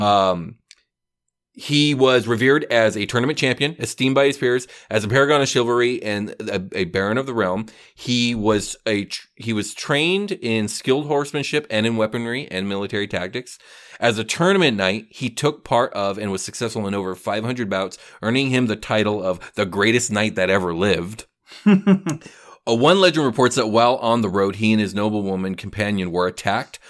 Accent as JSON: {"language": "English", "country": "United States", "said": "as an American"}